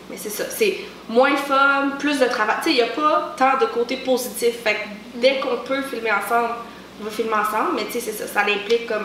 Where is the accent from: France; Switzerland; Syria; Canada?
Canada; Quebec; also born or lived in Montreal; on vient de Québec, mais comme profond dans Québec